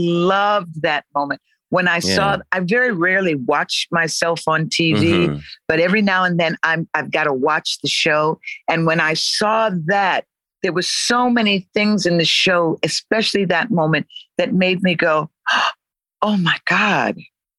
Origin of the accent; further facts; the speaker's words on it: Connecticut, United States; born there; You know, I was born in Connecticut, but, you know, from the islands, very often what happens is parents will decide where you're going to be born.